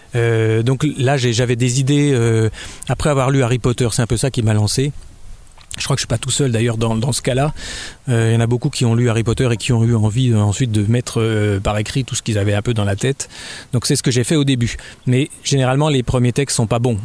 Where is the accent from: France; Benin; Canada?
France; Dijon, Bourgogne-Franche-Comté; also born or lived in Abidjan, Côte d'Ivoire / Champagne; je suis né en Côte d'Ivoire déjà, euh, c'est pas tout près de la Bourgogne. Et après, j'ai grandi en Champagne, mais je suis arrivé à Dijon à peu près, j'avais 8 ans.